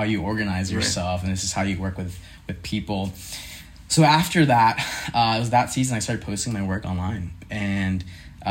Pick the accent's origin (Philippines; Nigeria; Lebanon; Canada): Philippines; now in Lynchburg, United States; So I grew up in the Philippines, Asian household